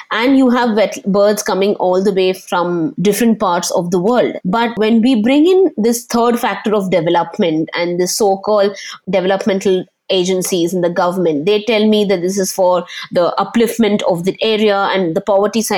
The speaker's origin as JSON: {"language": "English", "town": "Panvel", "region": "Maharashtra", "country": "India", "tie": "born or raised there", "said": "Growing up in Panvel, most of my childhood"}